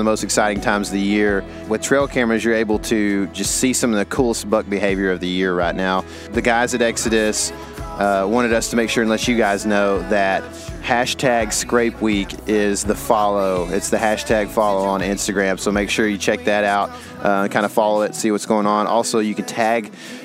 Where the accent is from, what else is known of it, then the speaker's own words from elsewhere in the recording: Texas, United States; we're already from Texas